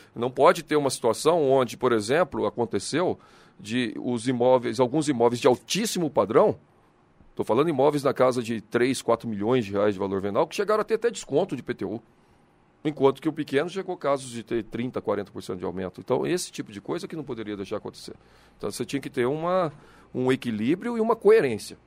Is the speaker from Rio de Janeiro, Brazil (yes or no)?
no; São José dos Campos, São Paulo, Brazil; Eu sou nascido em São José, sou filho de mineiro, mas nascido em São José.